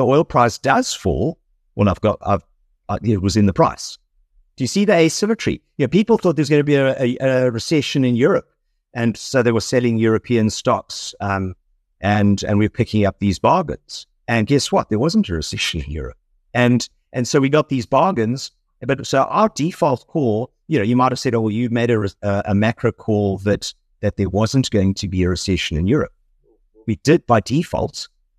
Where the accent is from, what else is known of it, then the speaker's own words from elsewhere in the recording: South Africa; moved away; so very much South African